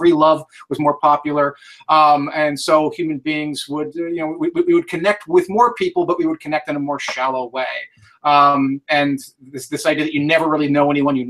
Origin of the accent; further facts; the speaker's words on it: San Francisco, California, United States; we're still in San Francisco, which of course is my hometown